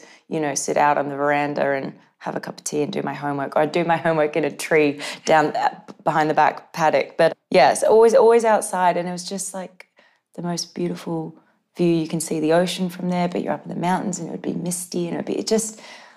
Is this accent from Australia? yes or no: yes; Gold Coast, Queensland, Australia; I grew up on the Gold Coast